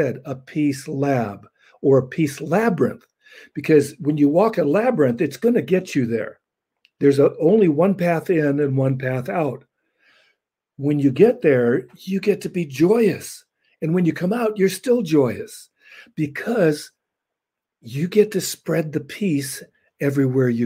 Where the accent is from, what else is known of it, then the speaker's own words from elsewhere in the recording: Los Angeles, California, United States; I was born in Los Angeles